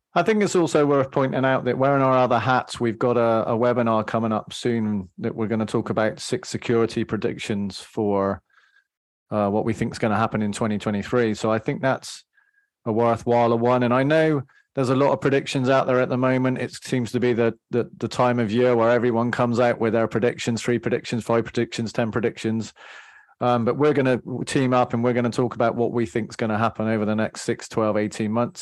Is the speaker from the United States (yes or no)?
no; England, United Kingdom; I'm English